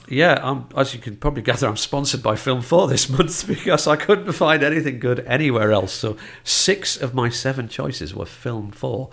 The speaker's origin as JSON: {"language": "English", "region": "North East England", "country": "United Kingdom", "accent": "northeast", "said": "my northeast accent"}